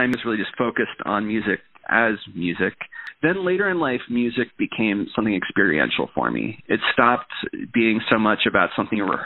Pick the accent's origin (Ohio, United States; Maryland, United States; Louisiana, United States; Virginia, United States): Ohio, United States; moved away as an adult; also born or lived in Cincinnati, Ohio / New Zealand / New York City / California; now in Oregon, United States; I was born in Cincinnati, Ohio, and lived there for the first 7 years of my life